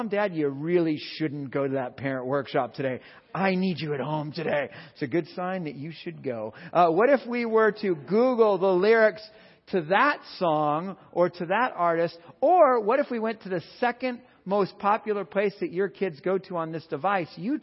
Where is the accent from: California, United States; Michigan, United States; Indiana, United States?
California, United States; I'm from California